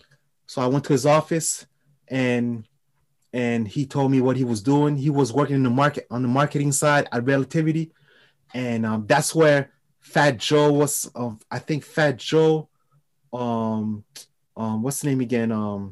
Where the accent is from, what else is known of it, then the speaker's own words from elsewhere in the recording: France; accent: French; English is a second language; I was, you know, with my French accent, you know, everybody in New York was like very intrigued because my approach to people, it was different.